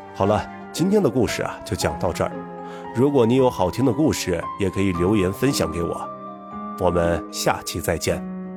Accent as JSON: {"language": "Chinese", "region": "Northwest China", "country": "China", "tie": "born or raised there", "said": "一个土生野长的西北大汉"}